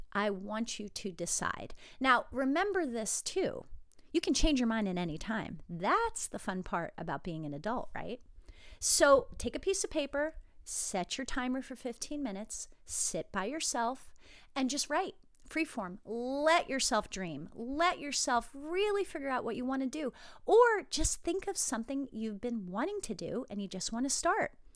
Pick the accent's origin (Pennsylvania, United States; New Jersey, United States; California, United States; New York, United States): New Jersey, United States; moved away as an adult; I grew up in New Jersey. I lived there till I was, I believe, twenty-three